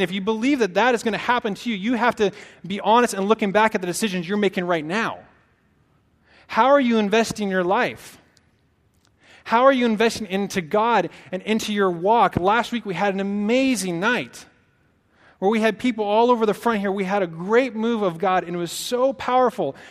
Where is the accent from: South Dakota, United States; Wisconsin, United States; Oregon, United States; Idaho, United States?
Oregon, United States; Portland; moved away as an adult; also born or lived in Santa Barbara, California / Dixon, California; now in Sacramento, United States; I'm from Oregon. Uh, from the Northwest in the Portland area.